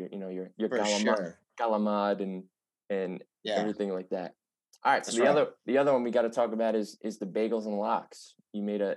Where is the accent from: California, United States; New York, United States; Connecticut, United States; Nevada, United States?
New York, United States; New York City; I'm from Staten Island